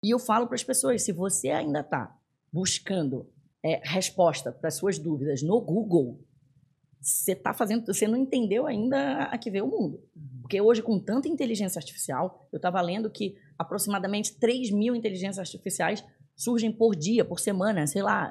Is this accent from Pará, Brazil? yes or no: yes; Belém, Pará, Brazil; moved away as an adult; also born or lived in São Paulo, Brazil / United States; now in Florianópolis, Brazil; eu sou do norte, eu sou de Belém do Pará